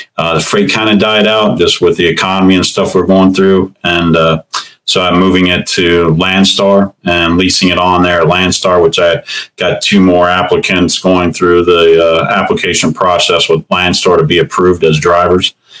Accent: Cincinnati, Ohio, United States; I'm from Cincinnati, Ohio. Grew up here and I've uh, been here all my life

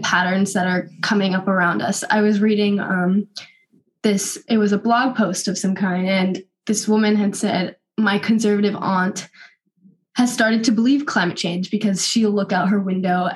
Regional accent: Northern California, United States; I'm from Northern California, so West Coast, best coast

